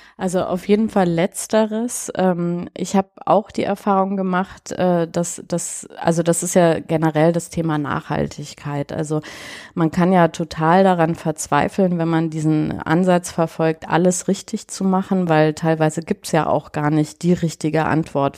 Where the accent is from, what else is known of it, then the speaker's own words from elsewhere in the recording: Bavaria, Germany; ich bin ja auch in Bayern groß geworden und komme aus einer italienischen Familie